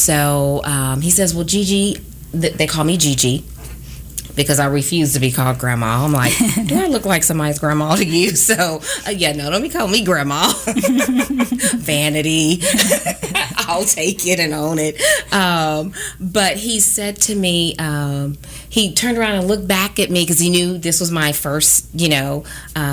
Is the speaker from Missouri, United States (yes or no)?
yes; Kansas City, Missouri, United States; I am a native of Kansas City, born and raised. I have never lived anywhere else